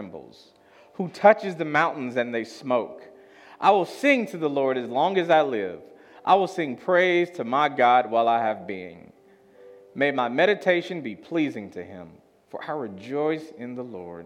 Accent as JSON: {"language": "English", "town": "Chicago", "region": "Illinois", "country": "United States", "moved": "yes", "said": "I'm from Chicago. It's the Midwest, and we have Lake Michigan"}